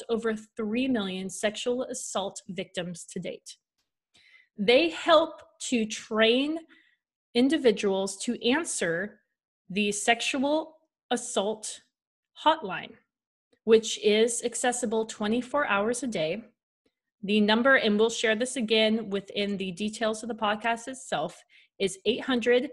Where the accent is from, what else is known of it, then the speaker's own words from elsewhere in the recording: Washington, United States; We ended up going back up to our hometown in Washington